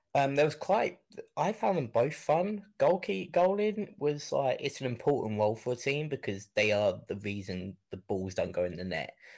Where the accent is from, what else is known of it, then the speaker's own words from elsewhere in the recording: Kent, South East England, United Kingdom; I grew up in an area called Kent